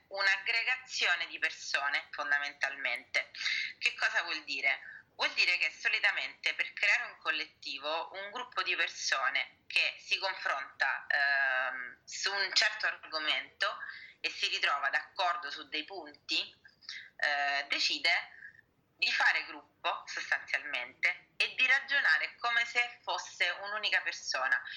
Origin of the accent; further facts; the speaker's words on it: Sicily, Italy; now in Rome, Italy; io sia eh, diciamo di nascita siciliana come voi, eh, io sono attiva qui da Lazio, da Roma